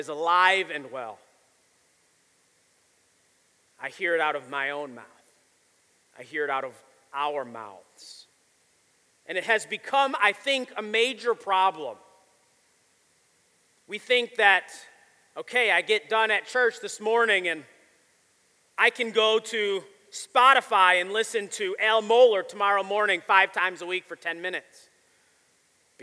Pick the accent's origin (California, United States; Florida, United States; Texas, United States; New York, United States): New York, United States; Buffalo; I grew up in Buffalo